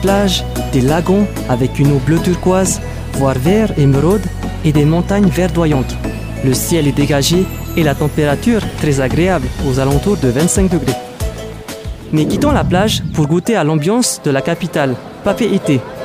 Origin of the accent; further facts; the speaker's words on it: French Polynesia; chez moi à Tahiti